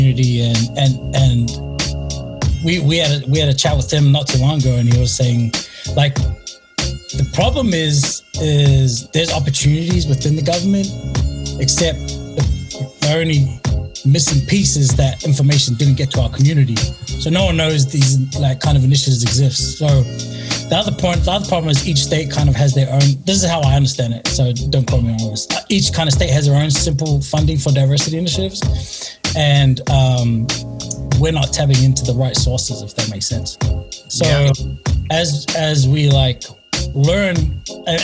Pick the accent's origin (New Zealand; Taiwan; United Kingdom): New Zealand; Auckland; now in California, United States; I grew up in South Auckland